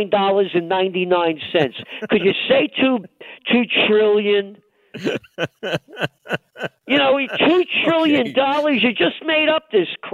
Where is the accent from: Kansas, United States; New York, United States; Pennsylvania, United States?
New York, United States; New York City; I'm a guy born in the Bronx.